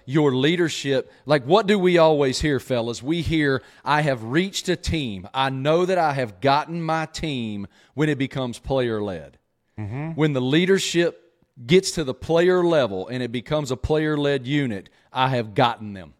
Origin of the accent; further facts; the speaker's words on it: Southwest Virginia, United States; I grew up in Southwest Virginia with an old man